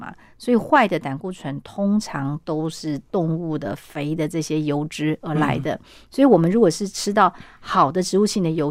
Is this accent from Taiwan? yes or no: no; China; 那我们中国人会把它拿来变成水饺，可是老外他手不巧啊，他没有办法像我们东方人一样去包饺子